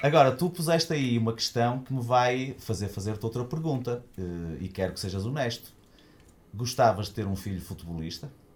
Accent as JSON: {"language": "Portuguese", "town": "Braga", "region": "Norte", "country": "Portugal", "tie": "born or raised there", "moved": "yes", "lives_now": "Porto, Portugal", "said": "Eu nasci em Braga, estudei no Colégio Paulo VI"}